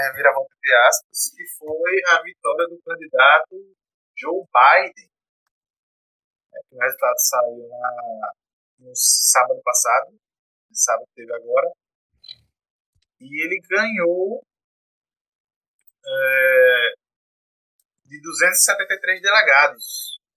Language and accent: Portuguese; Brazil; a gente é brasileiro.